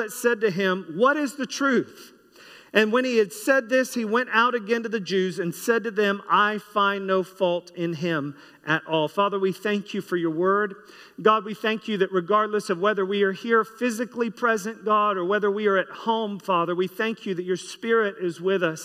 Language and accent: English; United States; myself being American